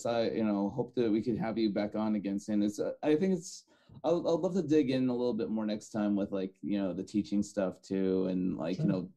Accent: Fresno, California, United States; I grew up in Fresno.

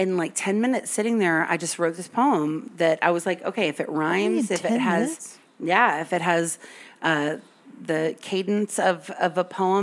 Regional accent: the South, United States; I'm from the South, and my meemaw taught me to say yes, ma'am, and no, sir

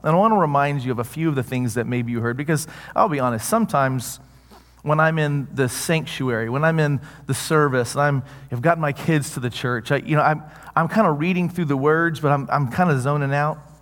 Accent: the South, United States; I grew up in the South.

